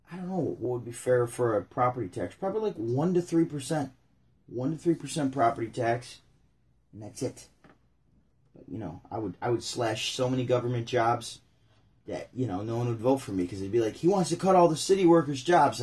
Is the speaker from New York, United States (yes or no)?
yes; Syracuse, New York, United States; I'm from Syracuse, New York